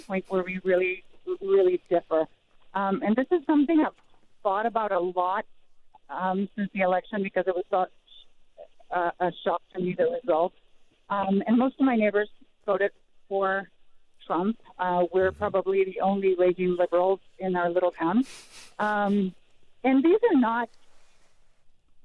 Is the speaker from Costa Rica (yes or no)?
yes; Costa Rica; now in Henry County, Kentucky, United States; I'm actually from Costa Rica, but I've been living in rural Kentucky for 13 years